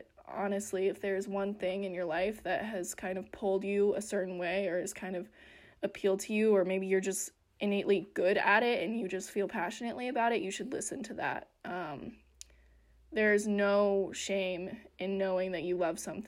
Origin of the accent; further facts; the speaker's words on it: Western Colorado, United States; I grew up in Western Colorado